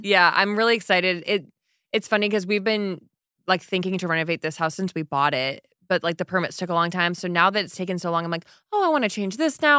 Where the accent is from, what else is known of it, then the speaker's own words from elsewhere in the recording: Michigan, United States; moved away; I grew up in Michigan where people had lake houses